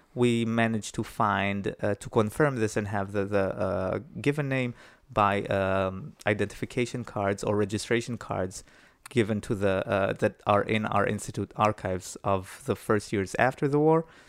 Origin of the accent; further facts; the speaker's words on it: Israel; moved away as an adult; now in Poland; I was born in Israel